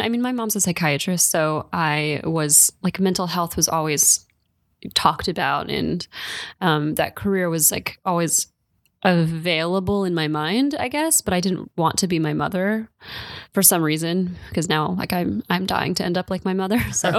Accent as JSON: {"language": "English", "region": "West Virginia", "country": "United States", "lives_now": "New York, United States", "said": "Originally West Virginia."}